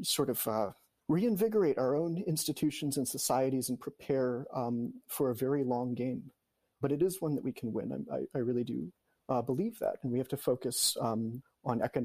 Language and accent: English; United States; moved away as an adult; spending all my years abroad as an American